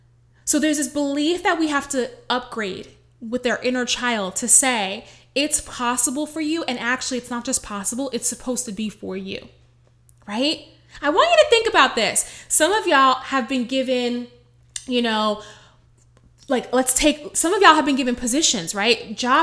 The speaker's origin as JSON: {"language": "English", "town": "Bronx", "region": "New York", "country": "United States", "said": "Oh, it's not for us Black girls. Oh, I'm from the Bronx. We don't go for that kind of money."}